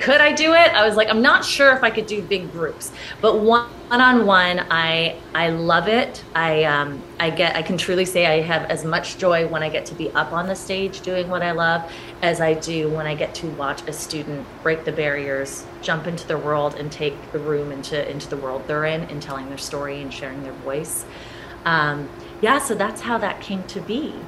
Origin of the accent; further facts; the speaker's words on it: St. Catharines, Ontario, Canada; moved away as an adult; also born or lived in Toronto / Los Angeles; I was born and raised in St. Catharines